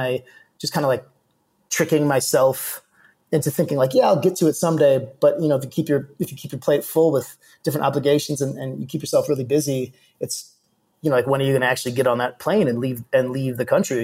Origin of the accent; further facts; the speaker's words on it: Milwaukee, Wisconsin, United States; moved away as an adult; also born or lived in Minnesota; now in Mexico City, Mexico; we ended up in Milwaukee, Wisconsin. So that's where I really, you know, call home and where I grew up.